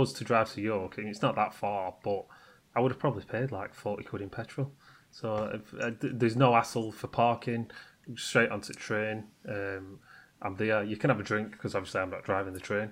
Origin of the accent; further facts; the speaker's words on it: Yorkshire and the Humber, United Kingdom; I'm typical Yorkshireman